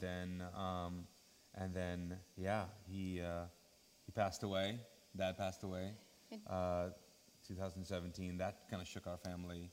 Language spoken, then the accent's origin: English; Kuwait; now in Charlotte, United States; growing up in uh, Kuwait. Mm -hmm. uh, so mm-hmm. that's where we grew up. We're Pakistani. We speak Urdu.